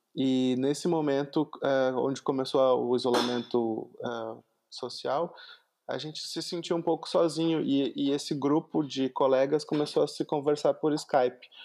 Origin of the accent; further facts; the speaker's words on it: Porto Alegre metropolitan region, Rio Grande do Sul, Brazil; Eu sou da região metropolitana de Porto Alegre, que é a capital do Rio Grande do Sul, então eu falo muito tu